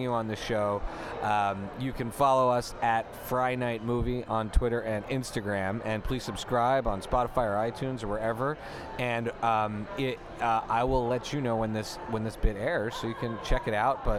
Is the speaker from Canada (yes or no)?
yes; Canada; I was raised in Canada